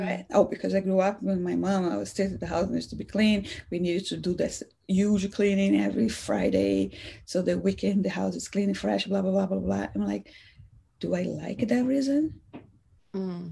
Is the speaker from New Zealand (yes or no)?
no; Salvador, Bahia, Brazil; also born or lived in Seattle area; now in Seattle, United States; I'm from Salvador, Brazil